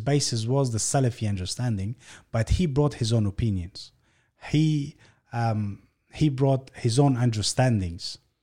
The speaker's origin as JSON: {"language": "English", "country": "Australia", "tie": "born or raised there", "also_born_or_lived": "Afghanistan"}